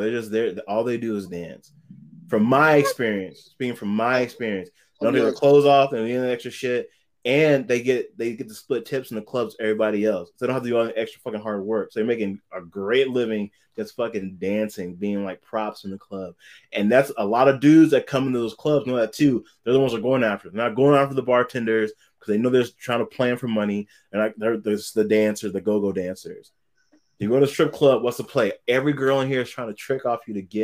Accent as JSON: {"language": "English", "town": "Las Vegas", "region": "Nevada", "country": "United States", "tie": "born or raised there", "also_born_or_lived": "Louisiana", "moved": "yes", "lives_now": "San Diego, United States", "said": "I grew up in Vegas"}